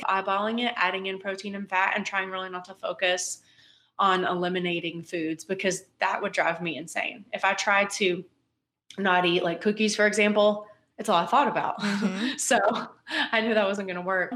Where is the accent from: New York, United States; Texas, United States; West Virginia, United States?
West Virginia, United States; moved away as an adult; also born or lived in Louisiana / Missouri / South Carolina / Germany; now in Louisville, United States; I'm from West Virginia originally. I was born and raised there.